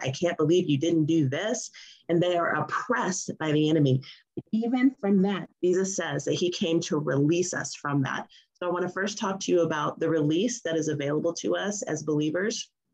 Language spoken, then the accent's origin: English; United States; being an American